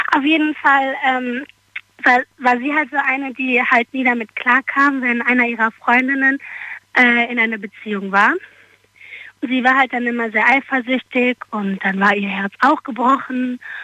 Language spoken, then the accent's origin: German; Darmstadt, Hesse, Germany; aus Darmstadt